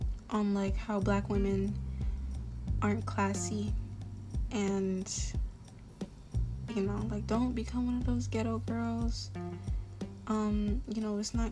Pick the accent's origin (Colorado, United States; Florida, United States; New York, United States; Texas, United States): Florida, United States; I was raised around African-Americans, especially in Florida.